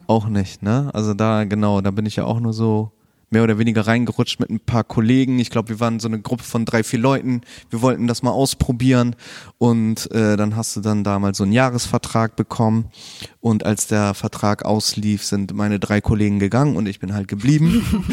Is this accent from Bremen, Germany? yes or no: yes; Bremen, Germany; also born or lived in Chile; ich bin tatsächlich nur dort geboren, aber sonst eigentlich immer hier in Bremen gewesen, aufgewachsen, viel im Bremen-Ostteil